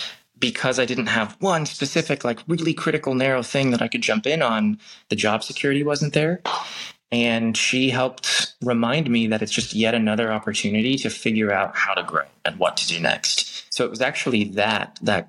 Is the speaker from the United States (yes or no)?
yes; Long Beach, California, United States; I grew up in Long Beach, which is a great city, has a fantastic community.